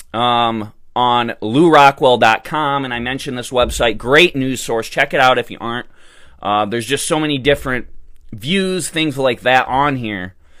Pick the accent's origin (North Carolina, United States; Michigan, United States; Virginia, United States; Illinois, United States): Michigan, United States; my home state of Michigan